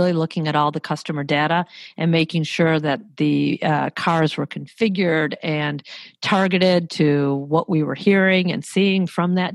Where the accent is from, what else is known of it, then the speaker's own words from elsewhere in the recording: Detroit, Michigan, United States; moved away as an adult; also born or lived in Paris, France / California / Brazil; I'm from the Motor City, Motor City …, born and raised there